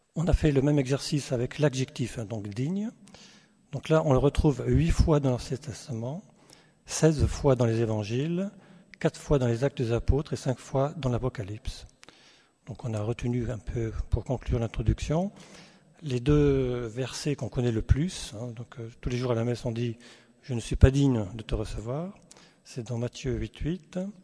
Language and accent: French; Alsace, Grand Est, France; on vient, vient d'Alsace